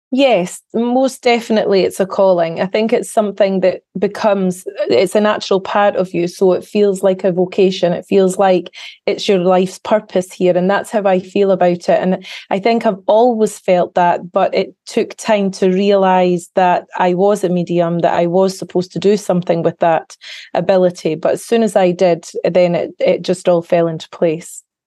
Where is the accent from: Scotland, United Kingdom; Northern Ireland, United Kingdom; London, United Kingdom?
Scotland, United Kingdom; Carnoustie; I grew up in a little small town, a coastal town in the northeast of Scotland called Carnoustie